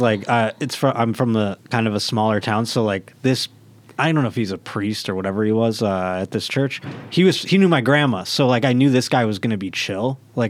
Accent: Buffalo, New York, United States; Buffalo, New York.

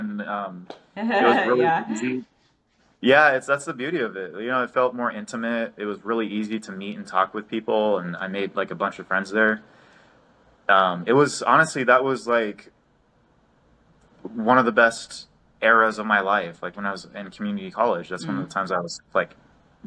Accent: Nevada, United States; also born or lived in Reno, Nevada; now in Oregon, United States; I grew up in Nevada. It was in, I was in Reno, but it was, you know, still Nevada.

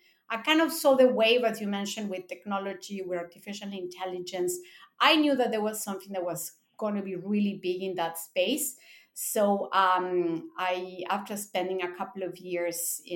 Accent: Mexico; moved away as an adult; also born or lived in Japan; I'm born in Mexico. I grew up in Mexico in a Japanese school. Then I moved to college, to Japan for college.

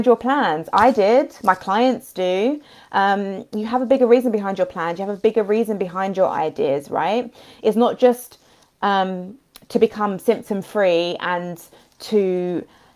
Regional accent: London, United Kingdom; I'm from London as well

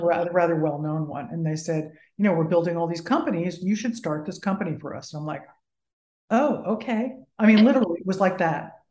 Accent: New Jersey, United States; I went back to New York because I'm from New Jersey

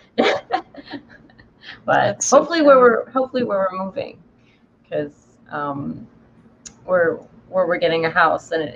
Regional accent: New York, United States; moved away; I grew up in New York

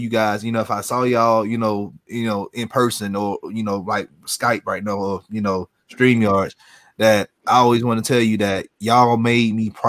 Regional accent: Atlanta, Georgia, United States; I'm from Atlanta. You know, Zone 3, Fulton County Stadium, two blocks away from the house.

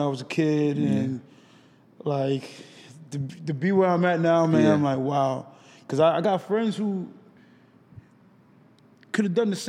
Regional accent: New York City, New York, United States; moved away as an adult; now in Los Angeles, United States; me being away from home, like I'm from New York, the Bronx.

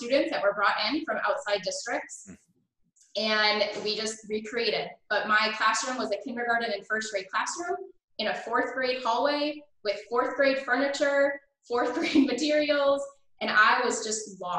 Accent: Buffalo, New York, United States; also born or lived in Canada; I grew up, I was born in Canada. And my family moved to Buffalo, New York when I was in second grade

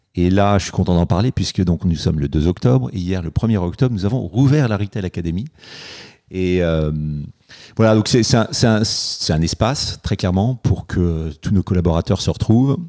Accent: Paris, Île-de-France, France; j'ai grandi, j'ai grandi à Paris

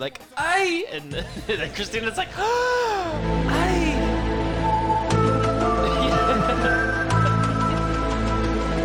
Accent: Maryland, United States; Frank, did you know that I was born in Maryland?

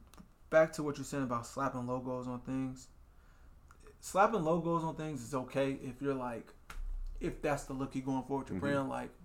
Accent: Des Moines, Iowa, United States; People feel like there's a ceiling for Des Moines. I'm from Des Moines, so I can only go so far.

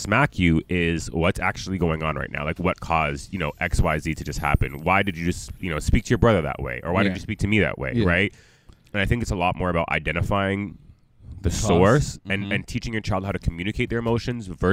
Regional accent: Jamaica; I'm still Jamaican

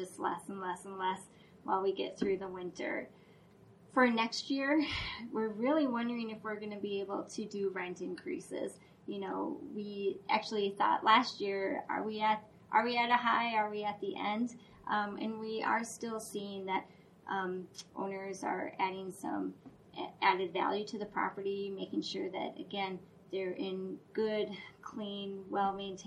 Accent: Duluth, Minnesota, United States; we grew up in Duluth, Minnesota

